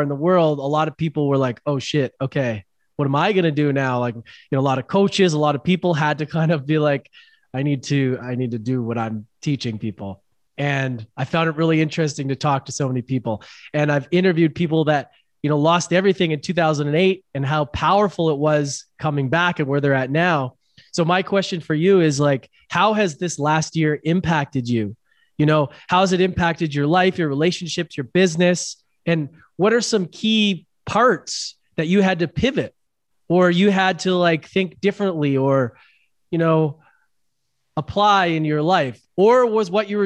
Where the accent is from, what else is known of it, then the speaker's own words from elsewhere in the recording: Vancouver, British Columbia, Canada; moved away as an adult; now in Costa Rica; I'm from Vancouver, Canada.